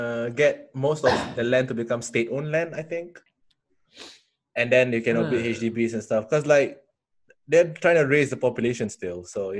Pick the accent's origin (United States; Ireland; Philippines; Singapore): Singapore; from Singapore.